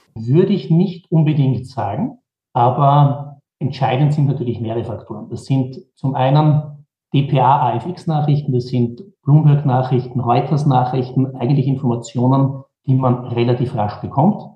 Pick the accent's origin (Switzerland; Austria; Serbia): Austria; Vienna; Ich bin geboren in Wien, habe in Wien an der Wirtschaftsuniversität studiert